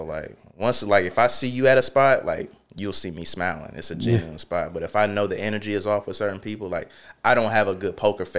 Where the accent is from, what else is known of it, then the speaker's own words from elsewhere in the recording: Charlotte, North Carolina, United States; Yeah, I'm from Charlotte.